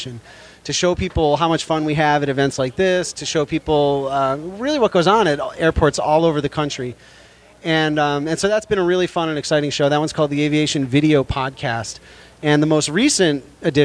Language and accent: English; Chicago, Illinois, United States; now in San Francisco, United States; I'm from Chicago